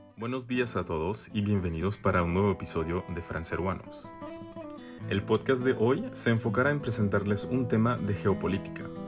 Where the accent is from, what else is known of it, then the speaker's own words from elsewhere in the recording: Mexico; yo soy mexicano